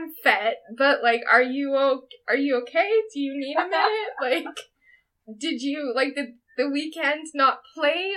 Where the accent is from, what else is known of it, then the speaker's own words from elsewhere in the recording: Canada; as first gen Canadians